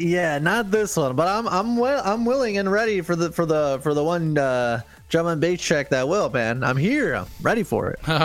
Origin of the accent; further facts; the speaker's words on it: United States; as an American myself